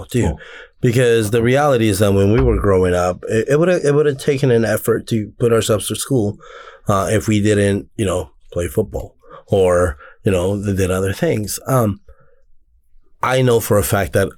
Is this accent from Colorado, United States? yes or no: no; Anaheim, California, United States; coming from the area that I come from, I'm from Anaheim, but I'm from the back side of this land